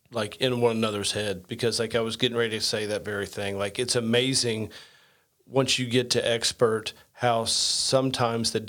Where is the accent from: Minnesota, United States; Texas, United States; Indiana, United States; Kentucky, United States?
Indiana, United States; I'm a redneck from Southern Indiana.